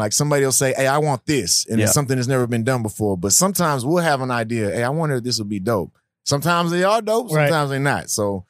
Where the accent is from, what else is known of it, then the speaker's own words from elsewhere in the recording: Baltimore, Maryland, United States; Like, hey, man, I'm from Baltimore.